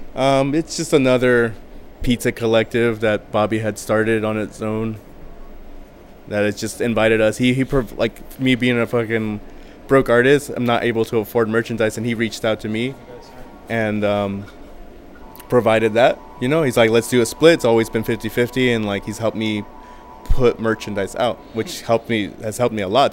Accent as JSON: {"language": "English", "town": "Riverside", "region": "California", "country": "United States", "also_born_or_lived": "East Los Angeles, California / San Bernardino, California", "said": "I'm from Riverside, California."}